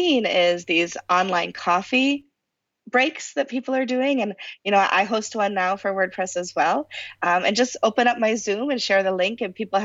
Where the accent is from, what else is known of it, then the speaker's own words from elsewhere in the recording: United States; I'm American